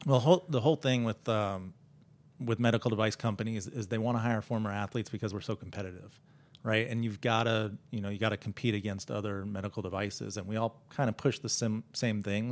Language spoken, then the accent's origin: English; Dallas, Texas, United States; I'm from Dallas